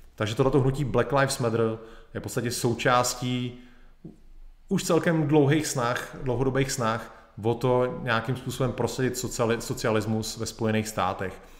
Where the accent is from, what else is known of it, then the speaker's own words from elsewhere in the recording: Czechia; Jsem Čech